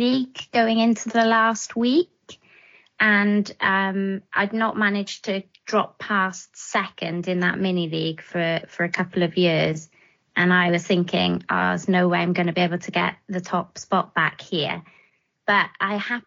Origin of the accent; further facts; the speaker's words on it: Wales, United Kingdom; now in England; I'm from the land of dragons, and that's Wales to to most people. But I've lived in England a long time now.